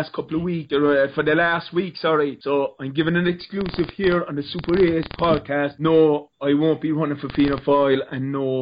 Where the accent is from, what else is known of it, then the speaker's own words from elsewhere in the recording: Munster, Ireland; I'm from Munster